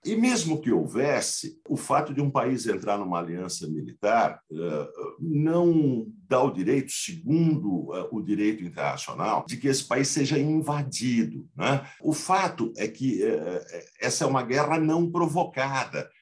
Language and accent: Portuguese; Brazil; como brasileiros